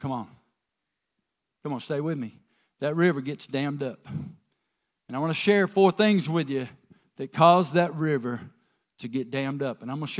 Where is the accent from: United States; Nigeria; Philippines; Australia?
United States; the South; I'm from the South.